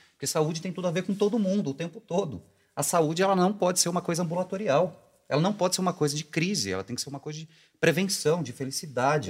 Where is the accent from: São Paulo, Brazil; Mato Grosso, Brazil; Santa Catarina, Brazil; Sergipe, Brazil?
São Paulo, Brazil; interior of; eu sou do interior de São Paulo